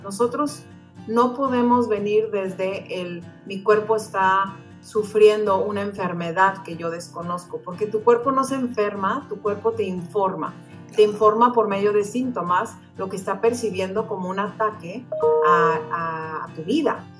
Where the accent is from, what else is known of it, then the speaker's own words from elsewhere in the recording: Mexico; moved away as an adult; now in United States; yo soy mexicana, tal cual el Chile, yo he vivido en, Estados Unidos ya por más de 15 años